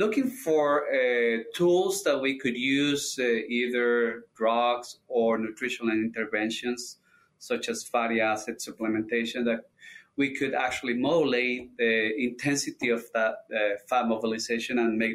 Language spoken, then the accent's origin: English; Colombia; moved away as an adult; now in Michigan, United States; I'm originally from Colombia. I received my DVM down there at the Universidad Nacional de Colombia.